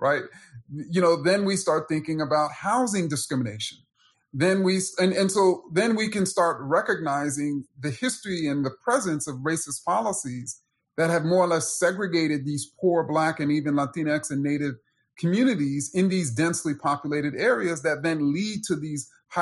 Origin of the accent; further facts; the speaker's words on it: New York City, New York, United States; I grew up in Jamaica, Queens